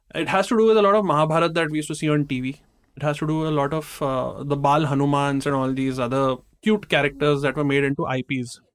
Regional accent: India

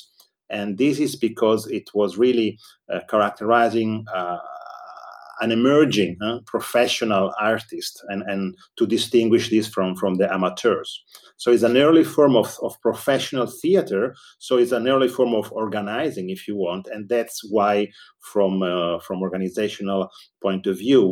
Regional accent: Verona, Veneto, Italy; also born or lived in Paris, France; It's also my hometown

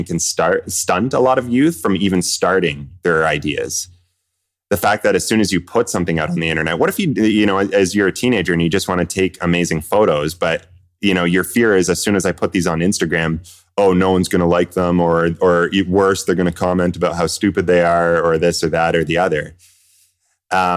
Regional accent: Kingston, Ontario, Canada; moved away as an adult; also born or lived in Vancouver; I grew up in Kingston, Ontario, so from all over Kingston

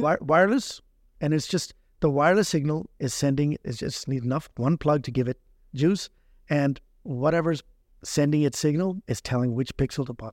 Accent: Prince Rupert, British Columbia, Canada; growing up in Prince Rupert was the best upbringing

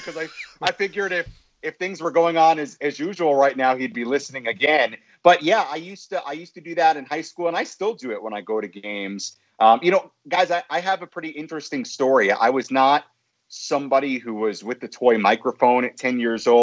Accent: Five Towns, Long Island, New York, United States; moved away; also born or lived in Brooklyn, New York; I was born in Brooklyn, grew up in the Five Towns area on Long Island, went to Hewlett High School

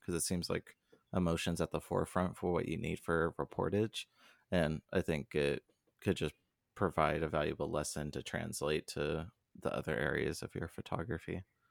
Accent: Southern California, United States; I grew up in Southern California

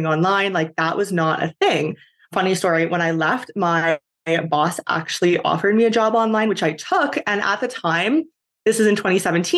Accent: Canada; moved away as an adult; I am originally from Canada

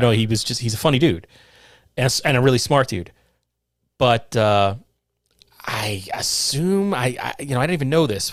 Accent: Somers, New York, United States; where we grew up in Somers, New York at the time

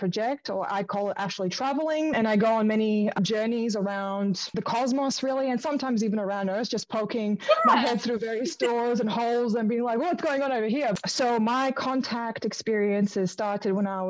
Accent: Melbourne, Victoria, Australia; I'm from Melbourne

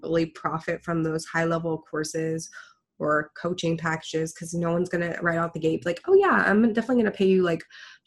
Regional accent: Houston, Texas, United States; I'm from Houston

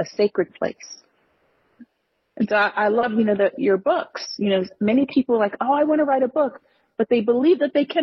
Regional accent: United States; I was born into poverty in the United States.

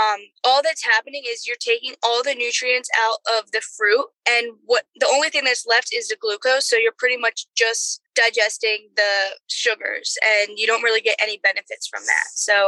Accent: Philadelphia, Pennsylvania, United States; Because I'm from Philly, honey.

